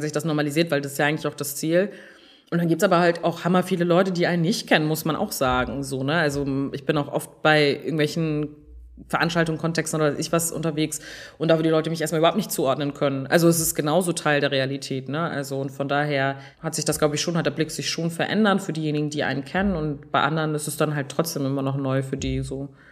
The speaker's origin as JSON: {"language": "German", "country": "Germany", "said": "bei uns in Deutschland"}